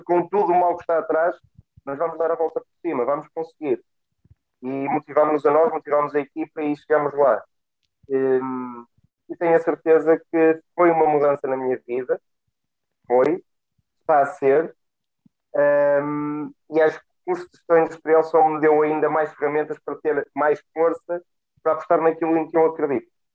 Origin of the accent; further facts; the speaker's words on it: Guimarães, Braga, Portugal; eu cresci em Guimarães, mais concretamente em Pidém, um meio completamente industrializado com o têxtil.